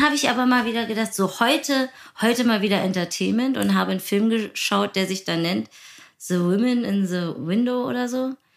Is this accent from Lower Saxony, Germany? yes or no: no; Berlin, Germany; als Berlinerin